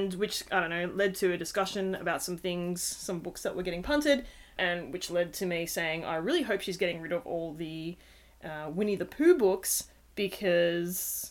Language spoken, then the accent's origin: English; Australia; accent: Australian; particularly from our accents, that we are doing this from Australia